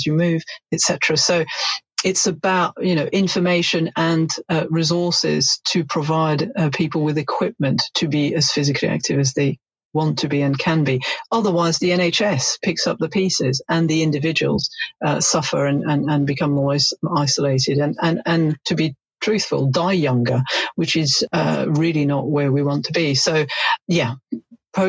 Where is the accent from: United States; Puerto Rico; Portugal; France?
France; now in United Kingdom; I'm originally from France